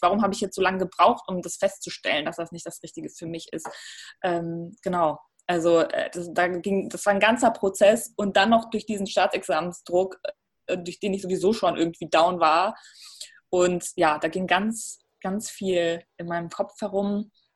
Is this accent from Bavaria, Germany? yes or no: no; Ruhr area, North Rhine-Westphalia, Germany; moved away as an adult; also born or lived in North Macedonia; now in Berlin, Germany; ich bin im Ruhrgebiet aufgewachsen.